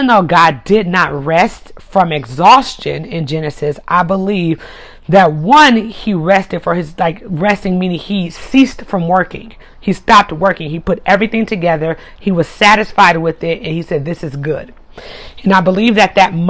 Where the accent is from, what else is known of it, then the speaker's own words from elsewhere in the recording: United States; I'm in America, I'm American